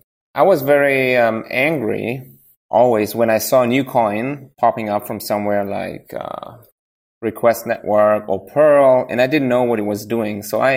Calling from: Baden-Württemberg, Germany; Near Stuttgart, you know.

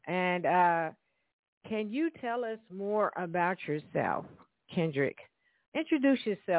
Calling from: Evansville, Indiana, United States; And I am calling from Evansville, Indiana. Hello out there to my natives.

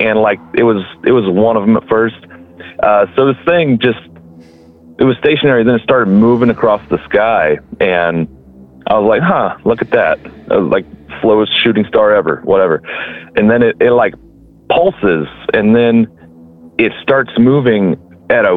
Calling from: Kansas, United States; I'm calling from Kansas. Good old Kansas.

